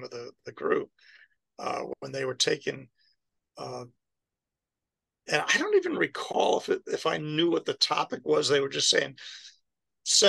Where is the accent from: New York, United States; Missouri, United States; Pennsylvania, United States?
New York, United States; moved away; also born or lived in Baltimore / Florida; I was from New York